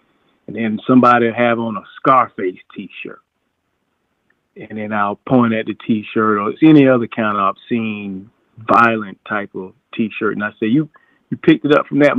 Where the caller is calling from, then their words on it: Orlando, Florida, United States; calling you out of Orlando.